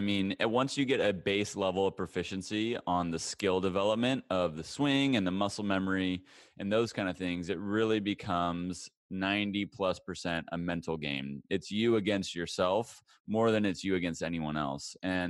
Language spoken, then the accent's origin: English; Hutchinson, Kansas, United States; I'm from Hutchinson. So central.